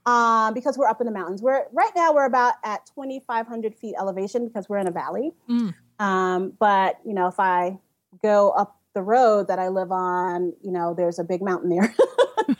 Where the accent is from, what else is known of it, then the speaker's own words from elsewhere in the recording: New York City, New York, United States; I grew up in Bushwick, Brooklyn, which, you know, it's very urban